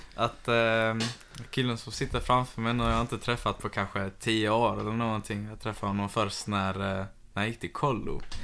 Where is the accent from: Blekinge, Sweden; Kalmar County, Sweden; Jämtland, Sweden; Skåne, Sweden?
Skåne, Sweden; Malmö; jag är själv uppväxt i Karoli fram till att jag var typ 20